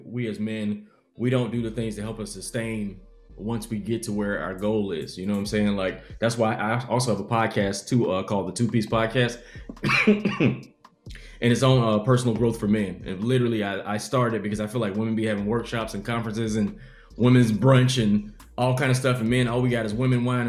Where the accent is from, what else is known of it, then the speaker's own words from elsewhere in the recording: Columbia, South Carolina, United States; I'm from Columbia, South Carolina